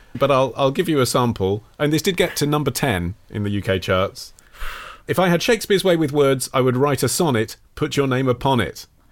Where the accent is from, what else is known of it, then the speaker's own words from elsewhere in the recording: United Kingdom; as a Brit